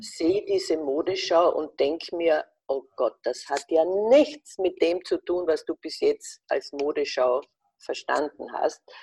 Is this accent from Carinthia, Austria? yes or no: yes; Wolfsberg, Carinthia, Austria; ich bin wunderbar aufgewachsen als Kind am Stadtrand von Wolfsberg, einer Stadt in Kärnten